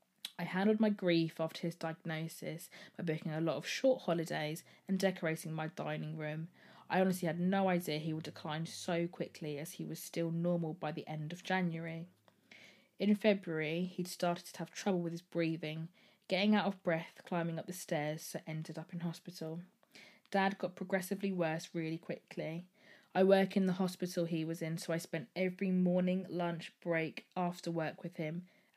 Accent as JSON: {"language": "English", "town": "Birmingham", "region": "West Midlands", "country": "United Kingdom", "said": "I'm 26 and I'm from Birmingham."}